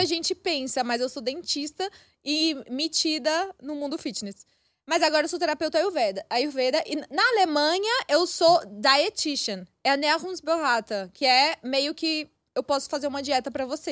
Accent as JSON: {"language": "Portuguese", "region": "Maranhão", "country": "Brazil", "tie": "born or raised there", "also_born_or_lived": "Pará, Brazil", "moved": "as an adult", "lives_now": "Germany", "said": "eu cresci no Nordeste"}